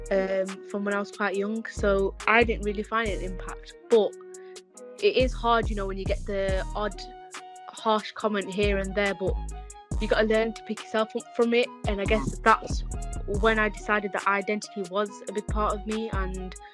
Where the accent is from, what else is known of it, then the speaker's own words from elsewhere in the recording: Pakistan; because I'm an albino Pakistani, so it's quite different. So, um, obviously, I'm Pakistani